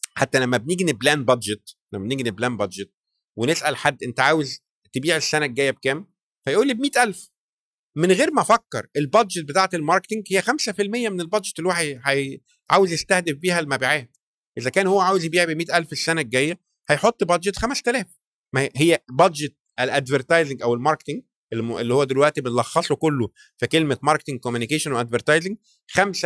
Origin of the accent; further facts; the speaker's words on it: Egypt; احنا كمجتمع مصري